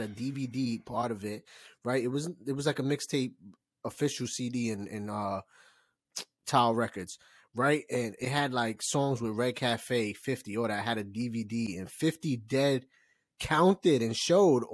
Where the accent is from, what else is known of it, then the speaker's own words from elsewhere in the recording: New York, United States; growing up in New York